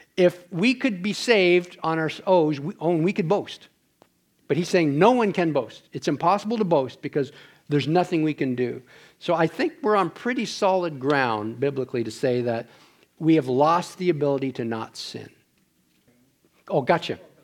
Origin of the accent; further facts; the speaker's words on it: Ontario, Canada; moved away; I'm from Ontario, we do that back there.